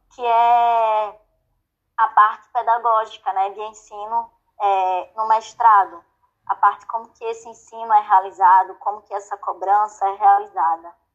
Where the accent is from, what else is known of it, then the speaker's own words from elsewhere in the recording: Sergipe, Brazil; moved away as an adult; also born or lived in Rio de Janeiro; eu sou sergipana